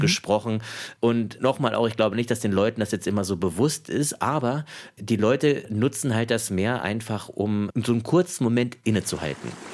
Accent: Ruhr area, North Rhine-Westphalia, Germany; Ich bin ja geboren und aufgewachsen im Ruhrpott

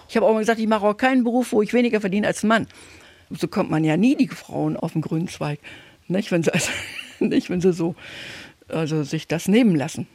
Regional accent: Oderbruch, former GDR, Brandenburg, Germany; moved away; ich bin gebürtig aus dem Oderbruch in der DDR, ehemaligen DDR, Brandenburg.

